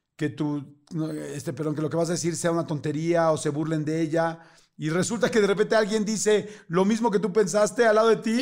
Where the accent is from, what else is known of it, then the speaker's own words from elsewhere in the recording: Mexico City, Mexico; nací eh, y crecí toda la vida, en la, primero de chiquito en la colonia Narvarte, en la Ciudad de México